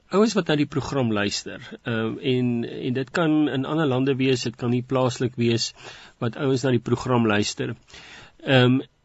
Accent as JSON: {"language": "Afrikaans", "country": "South Africa", "said": "ons as Suid-Afrikaners"}